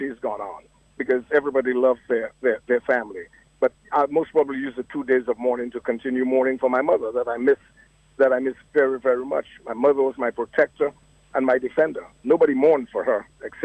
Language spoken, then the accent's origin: English; Dominica; now in United States; as an American who was born in Dominica and a Dominican, I guess I have dual citizenship